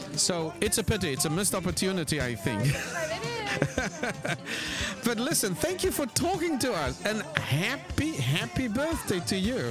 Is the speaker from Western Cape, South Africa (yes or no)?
yes; Cape Town, Western Cape, South Africa; moved away; I was born in Cape Town, South Africa